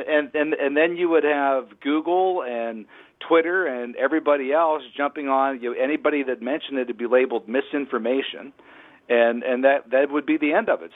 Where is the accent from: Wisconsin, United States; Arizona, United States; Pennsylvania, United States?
Pennsylvania, United States; Pittsburgh; I'm from Pittsburgh